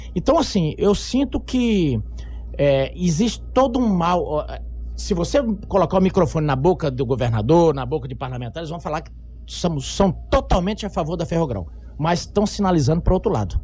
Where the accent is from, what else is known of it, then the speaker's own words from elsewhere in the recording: Mato Grosso, Brazil; eu sou mato-grossense